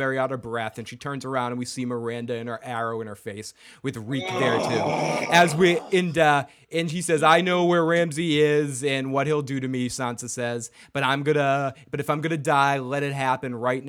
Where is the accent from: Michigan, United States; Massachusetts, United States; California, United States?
Massachusetts, United States; Boston; we are from Boston. Boston represent. We are from the Boston area